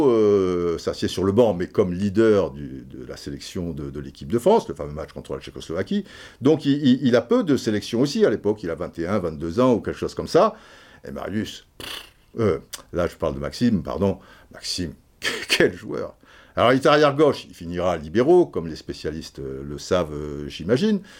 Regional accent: Brazzaville, Republic of the Congo; born there; Je suis né à Brazzaville, machin.

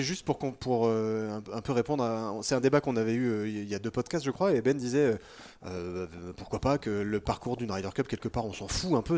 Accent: France; on est français, qu'on est en France

